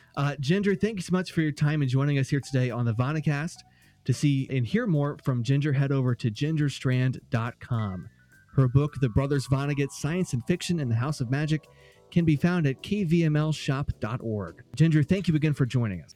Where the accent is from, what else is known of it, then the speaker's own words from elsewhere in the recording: Anderson, Indiana, United States; I grew up in Anderson, Indiana, which is about forty-five minutes northeast of, of Indianapolis